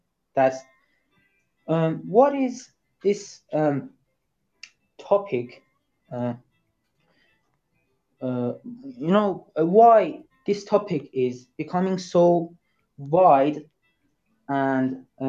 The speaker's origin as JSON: {"language": "English", "country": "Iran", "second_language": "English", "said": "Yes, I'm Iranian."}